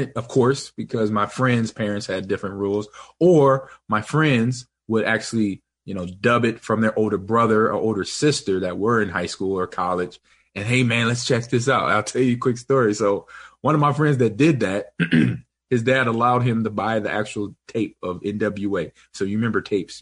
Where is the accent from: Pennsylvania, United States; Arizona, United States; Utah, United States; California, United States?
California, United States; Los Angeles; I grew up in Los Angeles